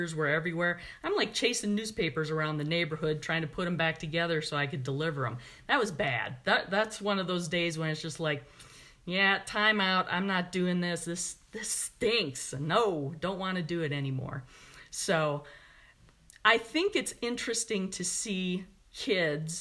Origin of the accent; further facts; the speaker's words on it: Milwaukee, Wisconsin, United States; I was growing up in Milwaukee